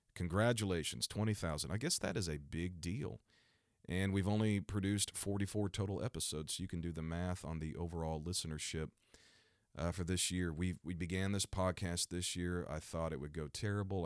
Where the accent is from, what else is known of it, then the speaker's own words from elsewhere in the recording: Missouri, United States; my home state is Missouri